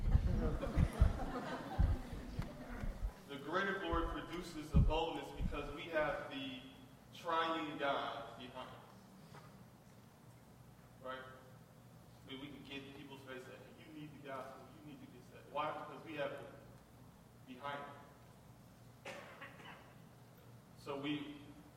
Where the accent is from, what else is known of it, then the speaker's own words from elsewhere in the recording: Detroit, Michigan, United States; I grew up in Detroit, I grew up fighting